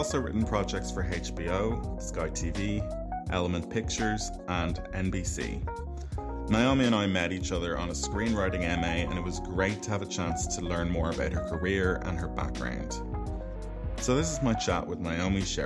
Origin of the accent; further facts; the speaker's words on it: Ireland; I'm an Irish filmmaker and actor